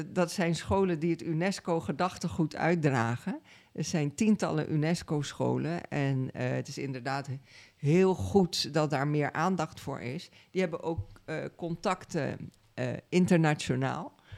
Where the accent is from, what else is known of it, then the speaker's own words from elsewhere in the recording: Suriname; now in Netherlands; Ik kom uit Suriname. Ik ben eh, daar geboren en getogen.